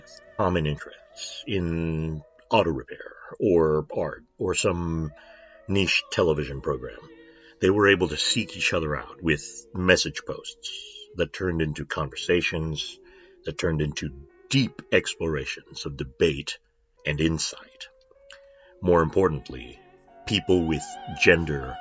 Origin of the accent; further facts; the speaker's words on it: United States; I'm the token American.